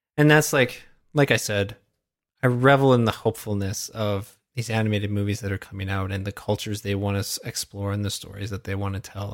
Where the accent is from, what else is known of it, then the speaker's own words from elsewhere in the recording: Canada; as a Canadian